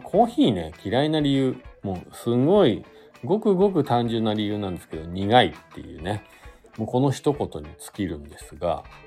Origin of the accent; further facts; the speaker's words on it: Fuji, Shizuoka, Japan; now in Hakuba, Japan; 実家というか地元の静岡に帰ったりとか、まあしようかなと思ってます。でちょっとね、地元の、僕富士市というとこなんですけど